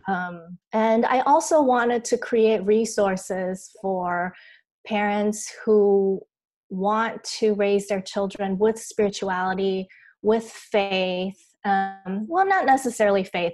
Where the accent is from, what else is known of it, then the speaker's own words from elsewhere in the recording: Taiwan; I grew up here in Taiwan